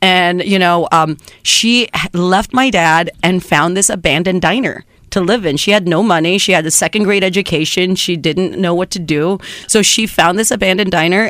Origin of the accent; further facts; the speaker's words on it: San Juan, Texas, United States; first language Spanish; English is a second language; moved away; also born or lived in Reynosa, Mexico / New York; my hometown is named San Juan. It's San Juan, Texas